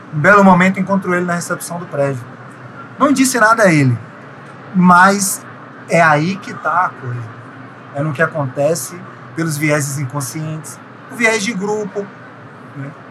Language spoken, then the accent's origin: Portuguese; interior of Bahia, Brazil; moved away as an adult; now in Rio de Janeiro, Brazil; sou baiano, baiano do interior da Bahia. É, vim morar no Rio de Janeiro, acabaram de fazer 10 anos